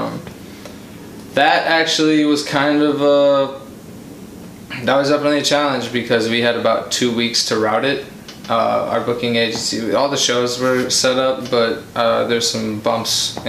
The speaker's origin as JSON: {"language": "English", "country": "United States", "said": "we're American"}